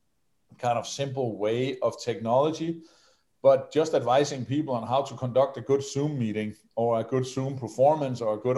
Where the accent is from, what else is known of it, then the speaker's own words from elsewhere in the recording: Denmark; I come from Denmark